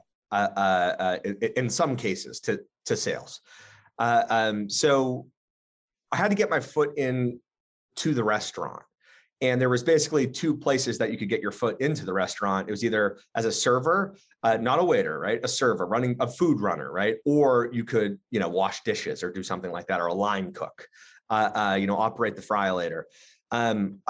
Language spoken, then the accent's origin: English; Southern New Hampshire, United States; moved away as an adult; now in Boston, United States; I grew up actually in Southern New Hampshire.